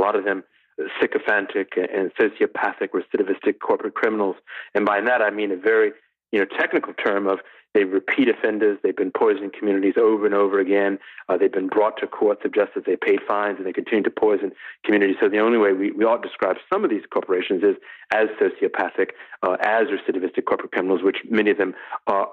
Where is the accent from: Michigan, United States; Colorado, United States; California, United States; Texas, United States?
Michigan, United States; Detroit; my hometown of Detroit